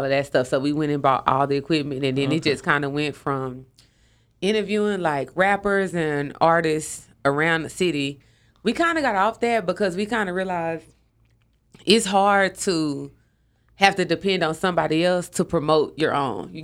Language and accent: English; Dallas, Texas, United States; So, Dallas, yeah. Born and raised.